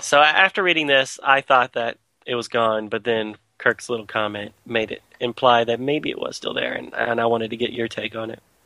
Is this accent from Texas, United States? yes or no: yes; Texas, United States; growing up in Texas